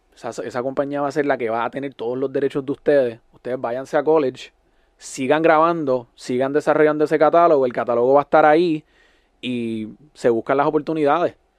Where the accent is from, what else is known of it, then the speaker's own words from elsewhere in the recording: Puerto Rico; moved away as an adult; now in Miami, United States; uno como puertorriqueño